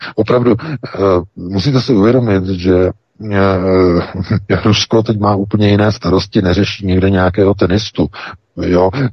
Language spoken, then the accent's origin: Czech; Czechia; my jsme přece hlavně Češi